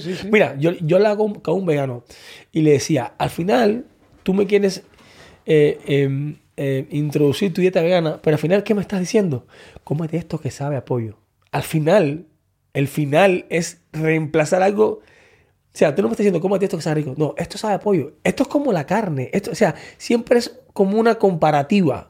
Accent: Cuba; moved away as an adult; Yo salí de Cuba con 19 años

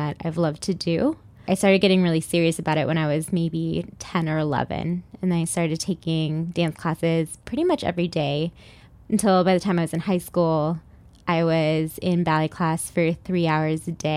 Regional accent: Sacramento, California, United States; now in Miami, United States; I grew up in Sacramento, California. I went to elementary, middle, and high school there

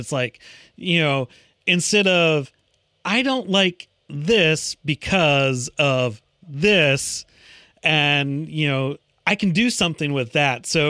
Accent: Midwest, United States; also born or lived in the South; now in Southern United States; I grew up in the Midwest

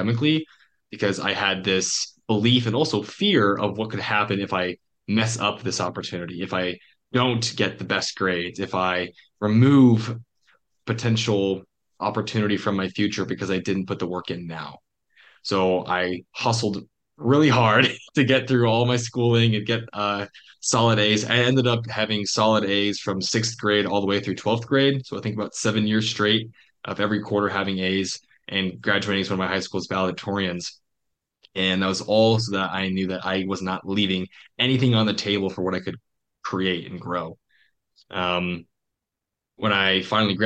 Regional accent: Eastern Iowa, United States; moved away; also born or lived in Washington, D.C. / Montana; growing up in Iowa, I was in the Quad Cities, and that's like Eastern Iowa

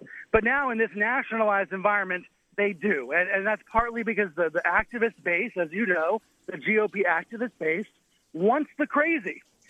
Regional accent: Maryland, United States; I grew up in Maryland, right down the road from Sinclair's headquarters near Baltimore.

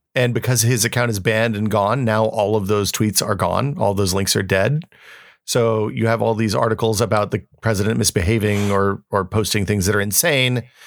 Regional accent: United States

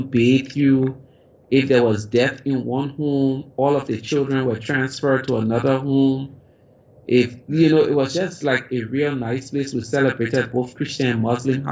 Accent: Liberia; as a child growing up in Africa, in Liberia

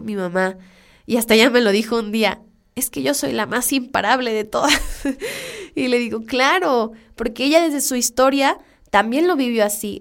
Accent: Culiacán, Sinaloa, Mexico; moved away; yo soy de Culiacán, soy orgullosamente culichi

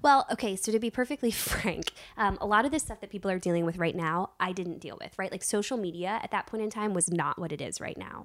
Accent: Virginia, United States; moved away; I was raised in Virginia

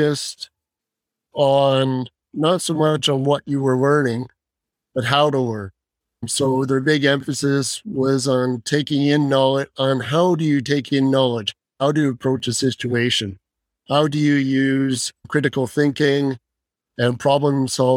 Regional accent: London, Ontario, Canada; moved away as an adult; also born or lived in Kingston, Ontario / Fort McMurray, Alberta; now in Calgary, Canada; I was born in London, Ontario. Went to high school there

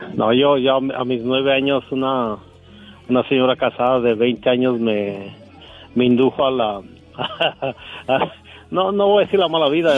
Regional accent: Michoacán, Mexico; yo soy un producto de Michoacán, México

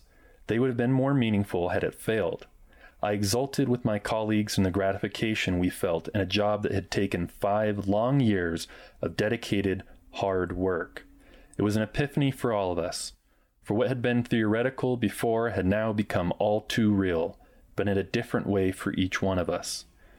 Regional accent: Wyoming, United States; After all, I came from Wyoming, where every red-blooded boy learned to shoot before he could walk.

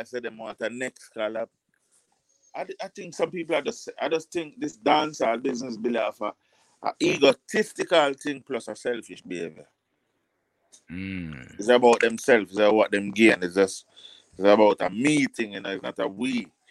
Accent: Jamaica; accent: patois; as a Jamaican and you won't know if I don't open my mouth. And when I open my mouth, I'm not talking a patois.

